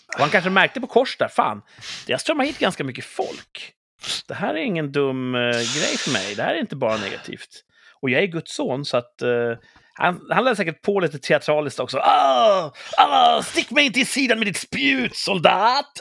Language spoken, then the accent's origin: Swedish; Sweden